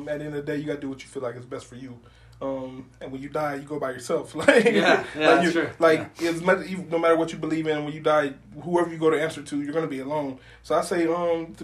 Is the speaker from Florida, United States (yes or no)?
yes; Homestead, Florida, United States; moved away as an adult; I'm from Homestead, Florida, all the way at the bottom of Florida, exit one, the last exit in Florida